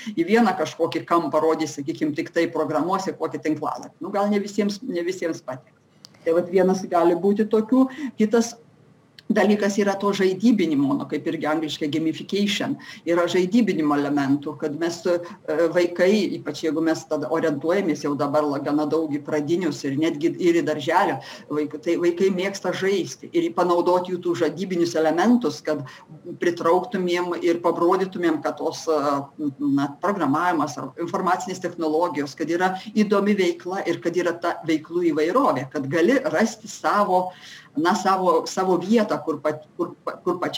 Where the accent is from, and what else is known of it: Lithuania